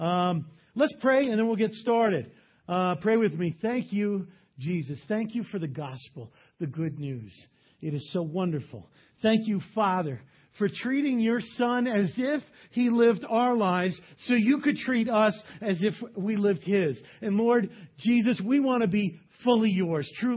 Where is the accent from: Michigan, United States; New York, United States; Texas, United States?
New York, United States; I grew up in New York.